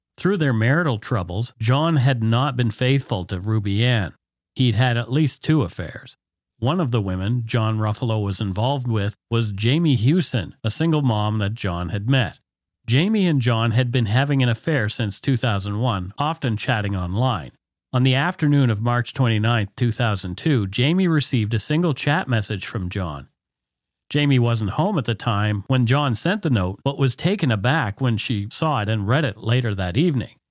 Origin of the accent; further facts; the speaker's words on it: Canada; We are ordinary Canadian schmucks